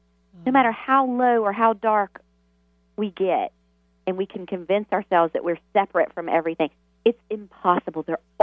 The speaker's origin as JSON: {"language": "English", "region": "the South", "country": "United States", "tie": "born or raised there", "said": "you can imagine growing up in the South in the Bible Belt"}